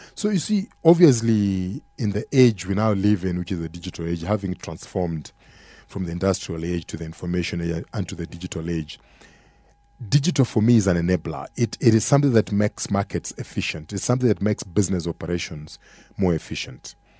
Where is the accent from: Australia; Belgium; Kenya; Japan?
Kenya; as an African or as a Kenyan consumer